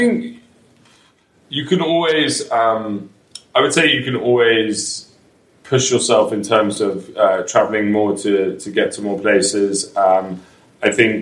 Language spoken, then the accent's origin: English; London, United Kingdom; moved away as an adult; now in New York, United States; I'm from London